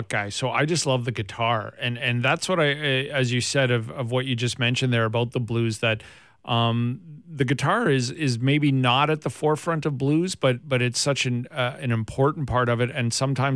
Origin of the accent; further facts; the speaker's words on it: Southern Alberta, Canada; I'm from Southern Alberta